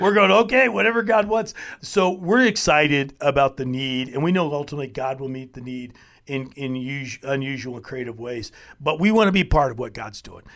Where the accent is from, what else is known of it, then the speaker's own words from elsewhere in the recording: United States; as American believers